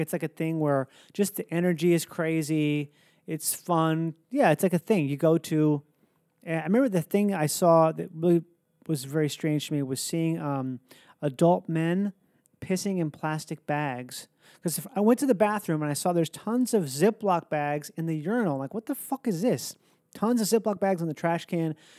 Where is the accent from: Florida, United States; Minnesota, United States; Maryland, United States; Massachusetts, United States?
Minnesota, United States; moved away; I grew up in Minnesota